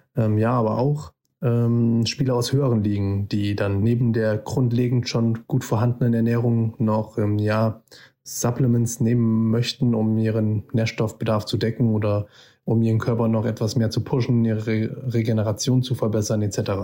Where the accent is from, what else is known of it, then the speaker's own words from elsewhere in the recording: Fulda, Hesse, Germany; kommen beide aus Fulda und sind fast schon unser halbes Leben lang befreundet.